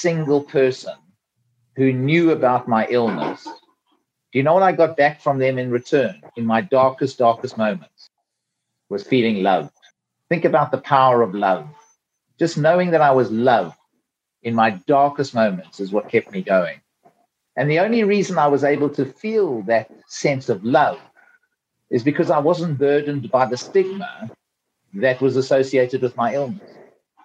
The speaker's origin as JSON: {"language": "English", "country": "South Africa", "accent": "South African", "moved": "as an adult", "lives_now": "United Kingdom", "said": "I'm a South African through and through, though I live in the UK now and I've been here for a long, long time, but I have not lost my South African accent."}